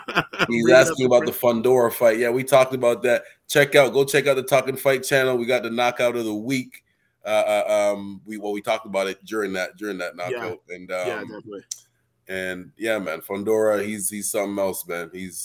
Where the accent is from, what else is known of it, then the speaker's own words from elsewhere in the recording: Canada; I'm Canadian